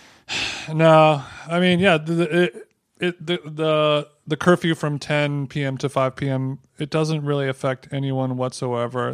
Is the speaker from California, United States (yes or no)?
yes; Huntington Beach, California, United States; my hometown of Huntington Beach, California